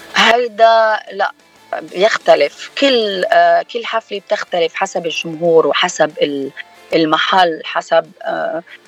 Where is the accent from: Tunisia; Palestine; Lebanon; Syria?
Lebanon; now in United States; أنا من لبنان